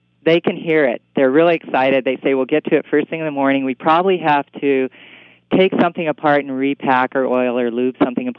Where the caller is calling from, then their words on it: Seattle, Washington, United States